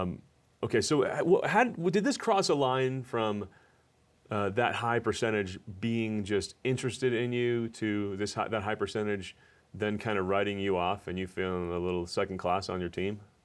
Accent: New Jersey, United States; I'm from New Jersey.

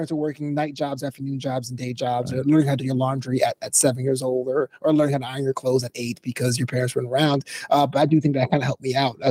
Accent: New York City, New York, United States; So I'm from New York City, Brooklyn, but St. Augustine, Florida is the opposite.

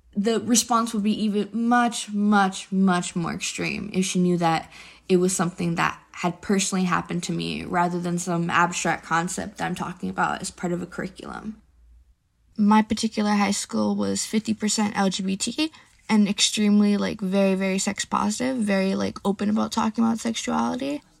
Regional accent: San Francisco, California, United States; I'm from San Francisco, California

